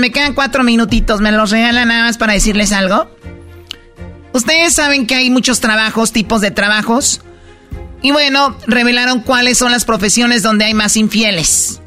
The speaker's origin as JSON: {"language": "Spanish", "town": "Tepatitlán", "region": "Jalisco", "country": "Mexico", "said": "yo soy de Tepatitlán"}